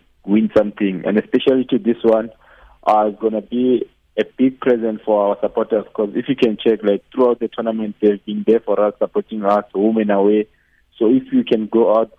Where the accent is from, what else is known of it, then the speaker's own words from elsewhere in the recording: Limpopo, South Africa; now in Bloemfontein, South Africa; most of the guys here, we are from Limpopo, so we do have that bond of like being homeboys